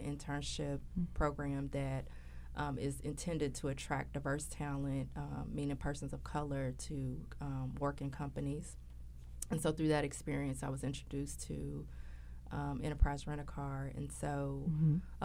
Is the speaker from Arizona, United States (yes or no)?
no; Louisville, Kentucky, United States; I'm from Louisville, Kentucky. I'm a native of Louisville